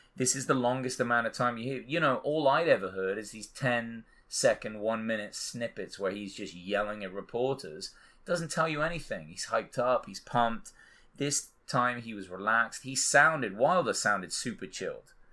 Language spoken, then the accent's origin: English; England, United Kingdom; I'm English